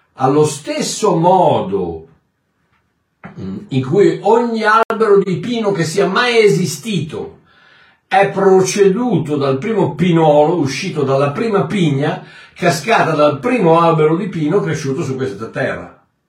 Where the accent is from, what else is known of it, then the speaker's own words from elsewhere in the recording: South Africa; Italian is a second language; mio paese, il Sudafrica